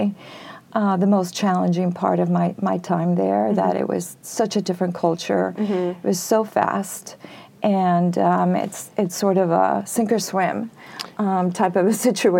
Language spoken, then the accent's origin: English; Peru; moved away; I was born and raised in Peru, South America